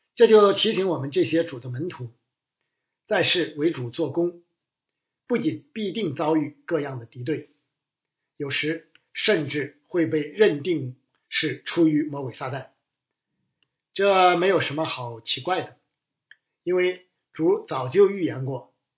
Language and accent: Chinese; China; 我们中国人